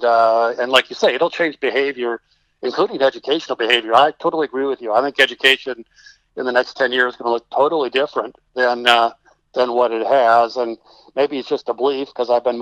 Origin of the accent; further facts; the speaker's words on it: Texas, United States; I'm being a Texan